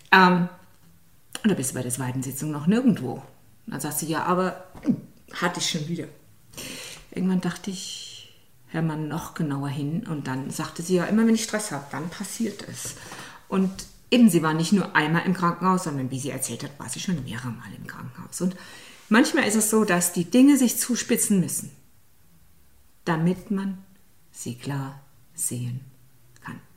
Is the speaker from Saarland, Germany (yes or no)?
yes; Saarland, Germany; ich bin ja aus dem Saarland